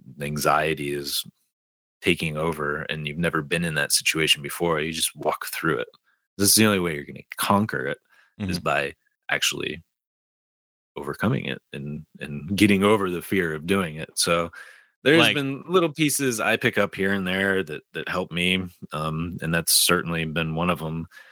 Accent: Detroit, Michigan, United States; The story I have is I'm originally from Detroit and a huge Detroit Red Wings fan

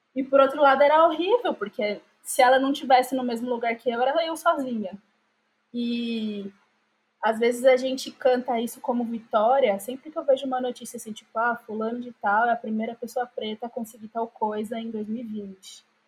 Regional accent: Diadema, São Paulo, Brazil; eu sempre morei em Diadema

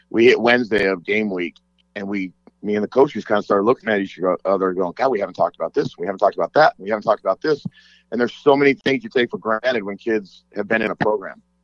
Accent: Las Vegas, Nevada, United States; I grew up here in Las Vegas

